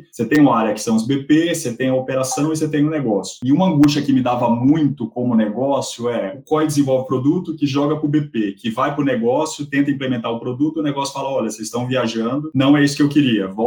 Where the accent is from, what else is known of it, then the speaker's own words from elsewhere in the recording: Argentina; Eu acredito, e aí sou eu argentino falando